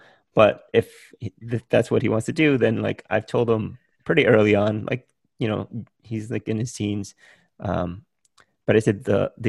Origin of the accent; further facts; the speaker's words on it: New York City, New York, United States; also born or lived in Vietnam; I grew up in Brooklyn